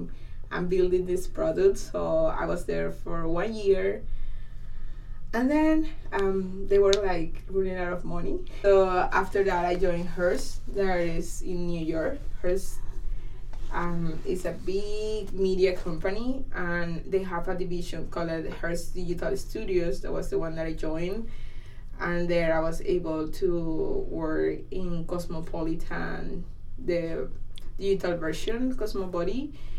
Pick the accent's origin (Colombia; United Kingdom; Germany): Colombia; accent: Colombian; English is a second language; moved away as an adult; now in Vancouver, Canada; I'm a software engineer. I'm from Colombia.